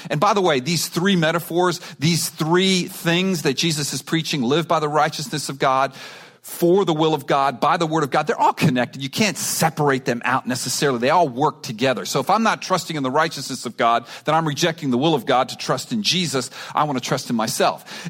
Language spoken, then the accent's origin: English; Miami, Florida, United States; I grew up in Miami.